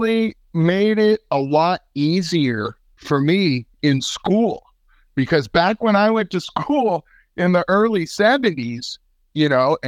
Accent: Santa Cruz, California, United States; And I grew up there. You know, I was born there and everything else.

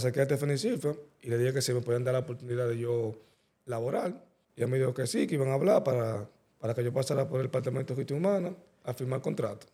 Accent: Santo Domingo, Distrito Nacional, Dominican Republic; Pues yo nací en la Santo Domingo, Nacional, en la clínica San Rafael, la Bolívar

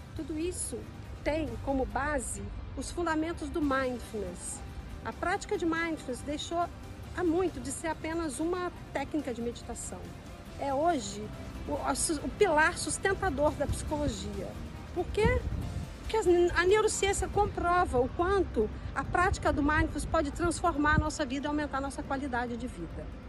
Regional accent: Brasília, Federal District, Brazil; moved away as an adult; now in Lisbon, Portugal; nasci em Brasília, moro hoje em Lisboa

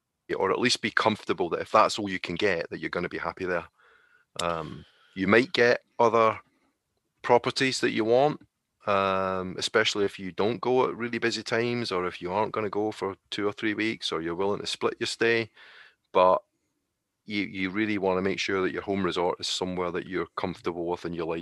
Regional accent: United Kingdom; the reason why is because we're British, right?

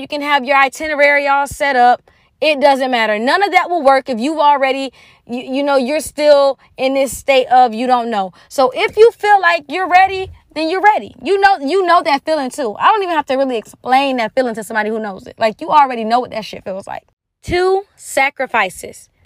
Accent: United States; moved away as an adult; I'm an American girl.

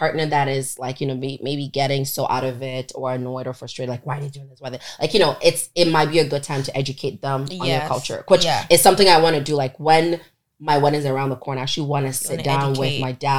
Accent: Onitsha, Anambra, Nigeria; now in Toronto, Canada; I'm from Anambra and I'm from Onitsha.

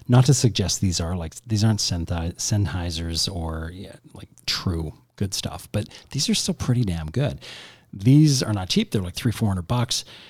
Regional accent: Canada; we're Canadian

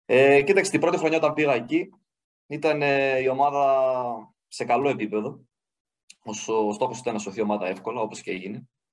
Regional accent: Griva, Central Macedonia, Greece; also born or lived in Thessaloniki; Ήμουνα στο χωριό μου, στη Γρήβα

